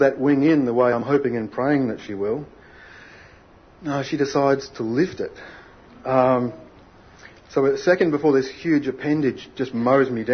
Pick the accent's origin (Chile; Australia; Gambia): Australia; I grew up in Australia's last whaling town.